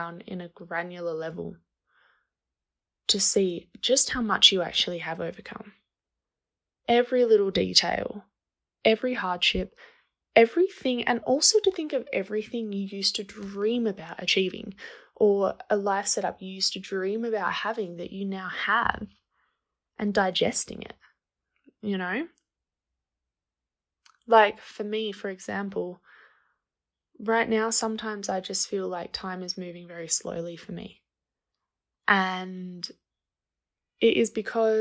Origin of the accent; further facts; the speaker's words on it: Australia; moved away as an adult; now in Guatemala; I'm from Australia, but I live in Guatemala.